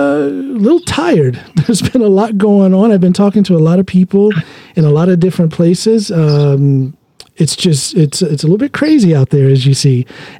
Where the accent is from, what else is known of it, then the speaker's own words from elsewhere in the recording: Norton, Ohio, United States; also born or lived in Akron, Ohio; I'm born and raised in Ohio, specifically Norton. I was born in Akron, but raised in Norton.